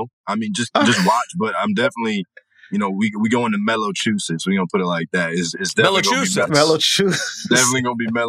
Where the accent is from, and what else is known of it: Framingham, Massachusetts, United States; born or raised there